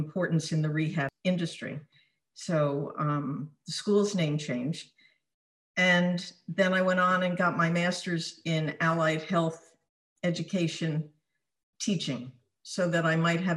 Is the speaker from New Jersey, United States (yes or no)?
yes; South Orange, New Jersey, United States; moved away as an adult; also born or lived in Newark, New Jersey / Short Hills, New Jersey; now in Southern California, United States; I was born in Newark. I grew up in South Orange